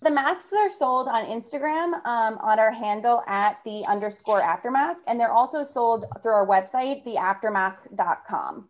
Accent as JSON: {"language": "English", "town": "New York City", "region": "New York", "country": "United States", "said": "I'm from New York, my family's from New York"}